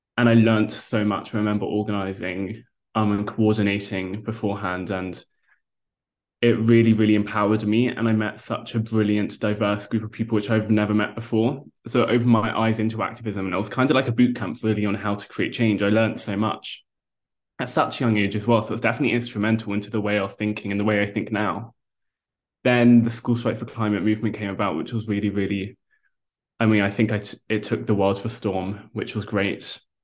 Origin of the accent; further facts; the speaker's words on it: London, United Kingdom; I grew up in London as a vegetarian